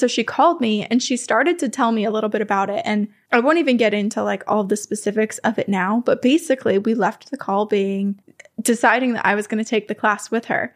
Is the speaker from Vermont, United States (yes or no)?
yes; Vermont, United States; accent: Vermont; moved away; my home state of Vermont